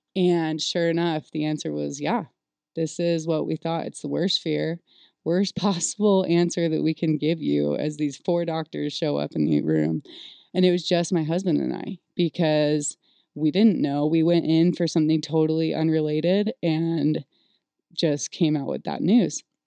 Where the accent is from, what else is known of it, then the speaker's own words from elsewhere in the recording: California, United States; I was born and raised in California